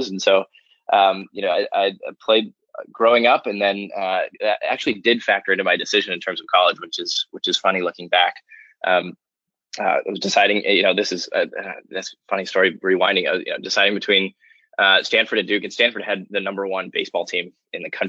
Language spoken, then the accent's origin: English; Austria; I grew up I grew up in Austria, just outside Vienna